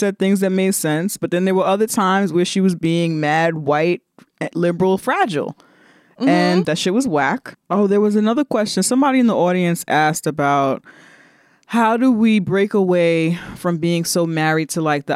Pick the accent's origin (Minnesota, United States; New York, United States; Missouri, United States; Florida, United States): New York, United States; New York City; growing up in the Bronx